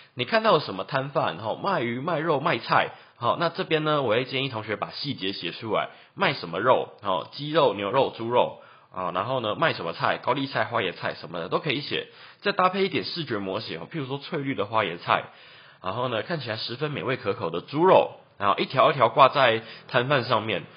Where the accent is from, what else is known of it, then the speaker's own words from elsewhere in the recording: Taichung, Taiwan; 我是台中人